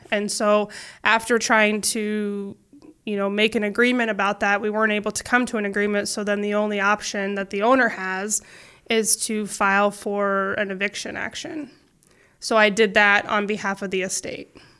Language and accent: English; Council Bluffs, Iowa, United States; I grew up in Council Bluffs